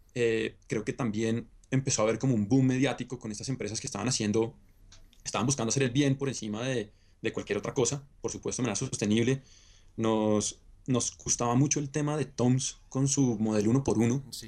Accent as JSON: {"language": "Spanish", "region": "Bogotá", "country": "Colombia", "tie": "born or raised there", "said": "Yo soy bogotano, nacido y criado acá"}